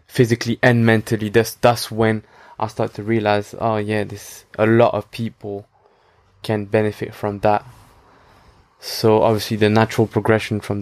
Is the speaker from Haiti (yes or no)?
no; France; now in London, United Kingdom; I grew up in France